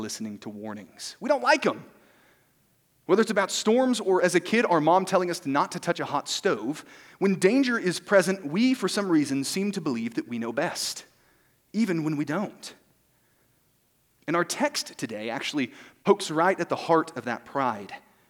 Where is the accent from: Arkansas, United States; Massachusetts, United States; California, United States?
Arkansas, United States; moved away; I am also from Arkansas, the great state